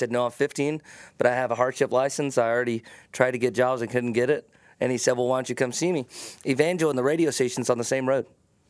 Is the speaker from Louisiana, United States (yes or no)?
yes; Keithville, Louisiana, United States; accent: twang; I'm from Shreveport, Keithville, actually.